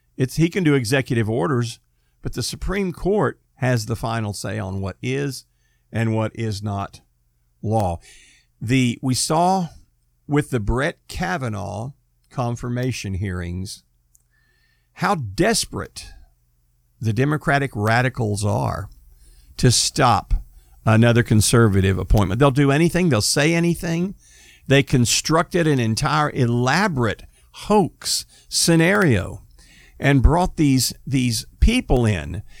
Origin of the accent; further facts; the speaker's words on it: United States; I'm an American